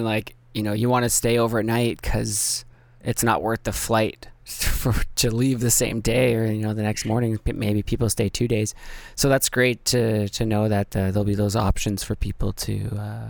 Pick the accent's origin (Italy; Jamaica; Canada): Canada; Cause I'm from Canada.